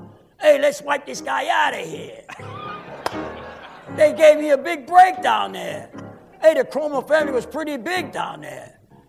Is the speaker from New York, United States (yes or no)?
yes; New York City, New York, United States; also born or lived in Harlem, New York City; I'm from Hell's Kitchen, 27th Street between 9th and 10th Avenue. And I grew up with a lot of mixed people, Italians, Germans, Jewish people, colored people, Spanish people.